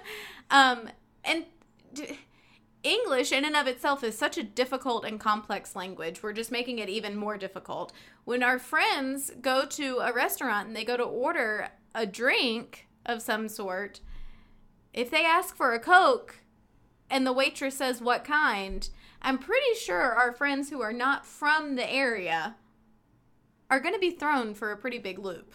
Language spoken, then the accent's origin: English; North Carolina, United States; My parents were both raised in the Maryland area, but I was raised in North Carolina